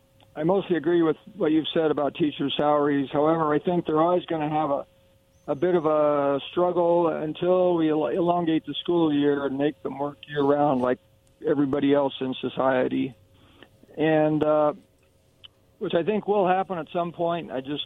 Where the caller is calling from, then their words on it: Kennewick, Washington, United States; This is … in Kennewick.